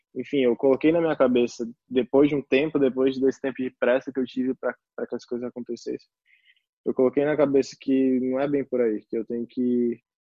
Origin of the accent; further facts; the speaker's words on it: Recife, Pernambuco, Brazil; moved away; also born or lived in São Paulo; eu sou de Recife